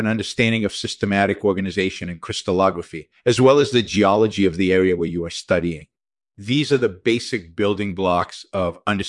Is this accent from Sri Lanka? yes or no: no; Israel; moved away as an adult; also born or lived in England; I grew up in Israel, and I completed a BE in geological sciences and MS in mineralogy from the Hebrew University of Jerusalem.